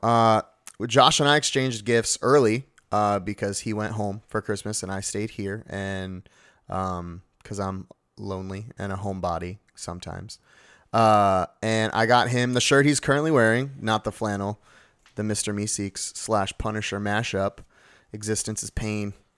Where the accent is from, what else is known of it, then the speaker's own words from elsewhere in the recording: New Jersey, United States; I am from Jersey